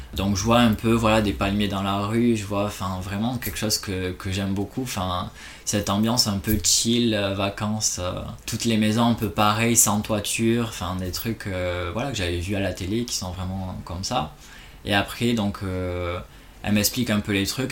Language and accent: French; Toulouse, Occitania, France; moved away as an adult; also born or lived in Malaysia; now in Oman; je suis toulousain à la base, donc j'ai grandi là-bas